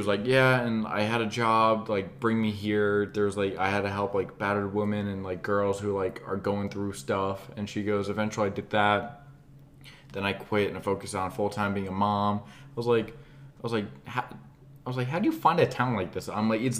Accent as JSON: {"language": "English", "town": "Atlanta", "region": "Georgia", "country": "United States", "said": "we're from Atlanta, like essentially."}